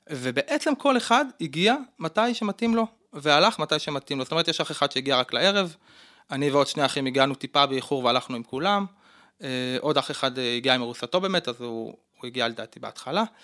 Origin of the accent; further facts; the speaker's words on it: Judea and Samaria Area, Israel; גדלתי בגוש עציון.